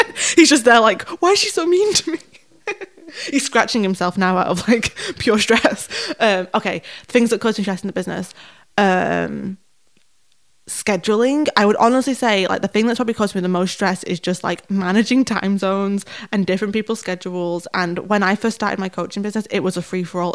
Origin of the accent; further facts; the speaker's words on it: Manchester, North West England, United Kingdom; I'm from Manchester